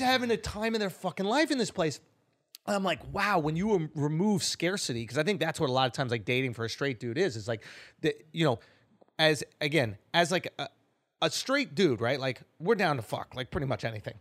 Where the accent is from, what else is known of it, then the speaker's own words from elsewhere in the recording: New York City, New York, United States; I grew up in East Village